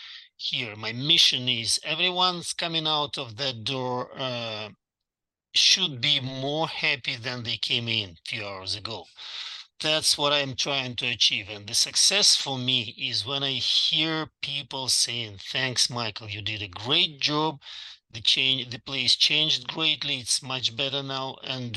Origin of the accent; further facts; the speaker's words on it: Russia; moved away as an adult; now in Dallas, United States; in Russia